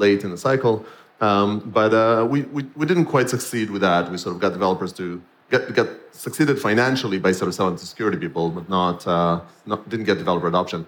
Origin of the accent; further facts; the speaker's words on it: Israel; moved away; I'm born and raised in Israel